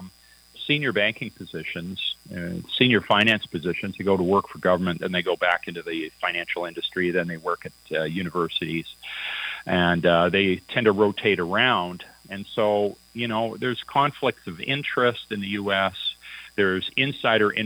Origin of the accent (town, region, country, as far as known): Canada